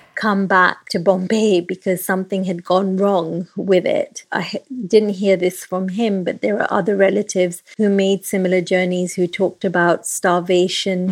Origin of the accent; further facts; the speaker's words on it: Nairobi, Kenya; now in London, United Kingdom; I grew up in Kenya